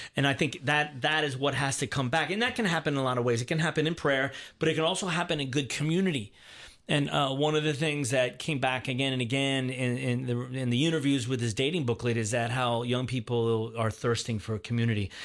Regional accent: Baltimore, Maryland, United States; I was born and raised in Baltimore, Maryland, outside of Baltimore, Maryland.

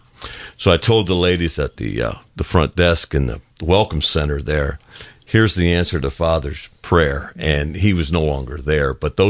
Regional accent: village near Bellevue, Ohio, United States; now in Lilburn, United States; three houses down from where I grew up as a kid was a St. Francis statue.

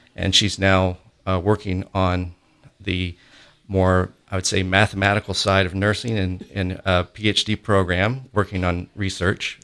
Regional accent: Augusta, Georgia, United States; in Augusta, where I grew up in Augusta, Georgia

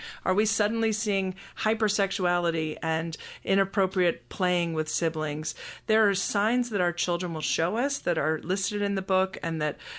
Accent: Scotland, United Kingdom; now in United States; I come from a British background. I was born in Scotland and was raised there until we moved to the United States.

